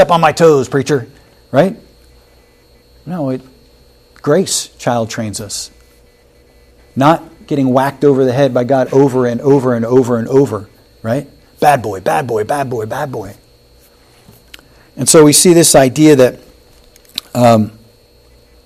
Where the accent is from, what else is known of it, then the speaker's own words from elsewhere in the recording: Wilmington, Delaware, United States; I grew up in Wilmington, Delaware